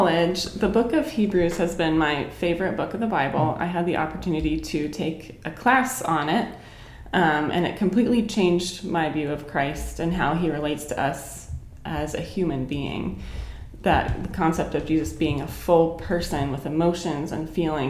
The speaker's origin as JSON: {"language": "English", "town": "Pittsburgh", "region": "Pennsylvania", "country": "United States", "tie": "born or raised there", "moved": "as an adult", "lives_now": "Lancaster, United States", "said": "I grew up in Pittsburgh"}